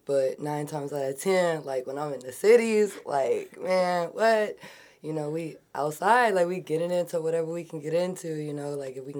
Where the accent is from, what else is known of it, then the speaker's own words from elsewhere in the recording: Eagan, Minnesota, United States; also born or lived in Burnsville, Minnesota; I mainly grew up like in the suburbs. I would say like Burnsville, Eagan